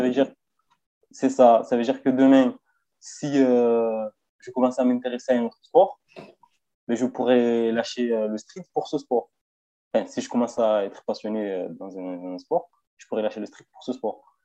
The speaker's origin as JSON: {"language": "French", "town": "Marseille", "region": "Provence-Alpes-Côte d'Azur", "country": "France", "moved": "yes", "lives_now": "Vesoul, France", "said": "je viens de Marseille. En ce moment, je suis sur Vesoul, mais euh, je viens de Marseille"}